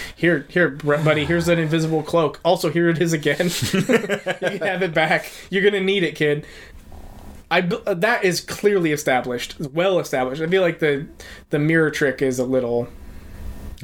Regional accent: United States; being American in the age that I grew up

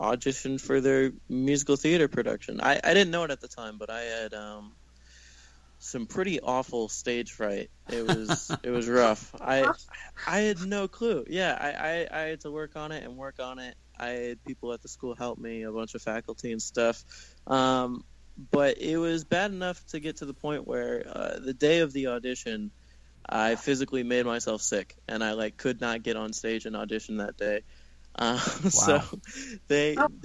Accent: Jacksonville, Florida, United States; moved away as an adult; now in Los Angeles, United States; I grew up in Jacksonville, Florida, actually a little bit outside of Jacksonville in this tiny little beach town out on the East Coast

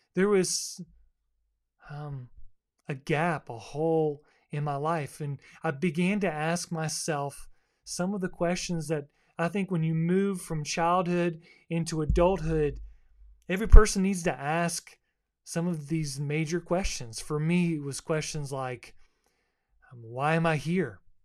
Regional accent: Boca Raton, Florida, United States; also born or lived in Fort Lauderdale, Florida; now in Kings Mountain, United States; I grew up as, um, a South Floridian, a beach kid. I was born in Fort Lauderdale

